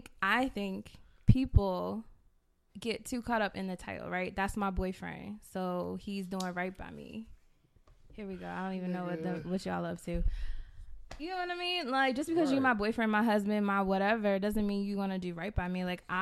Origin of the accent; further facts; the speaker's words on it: Maryland, United States; I'm from Maryland.